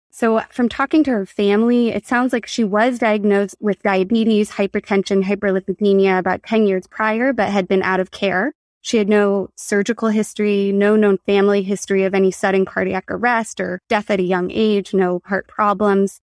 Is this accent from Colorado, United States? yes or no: no; Berkeley, California, United States; also born or lived in San Francisco, United States; now in Los Angeles, United States; I'm from Berkeley, California